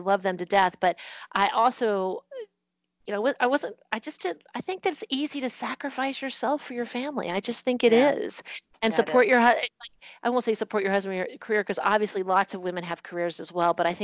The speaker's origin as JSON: {"language": "English", "region": "Virginia", "country": "United States", "also_born_or_lived": "Singapore / Bahrain / Germany", "moved": "as an adult", "lives_now": "New Jersey, United States", "said": "I'm from Virginia"}